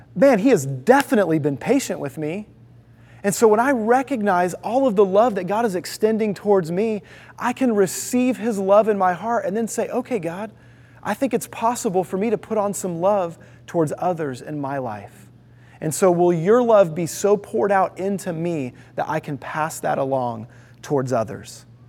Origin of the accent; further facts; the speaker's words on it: Houston, Texas, United States; also born or lived in Toledo, Ohio; I was born in Toledo, Ohio, but before I was a year old, my dad got a job in the southwest side of Houston. And so we moved there